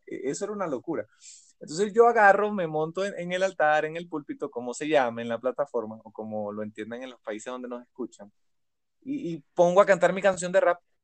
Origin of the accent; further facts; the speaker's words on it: Caracas, Capital District, Venezuela; soy un caraqueño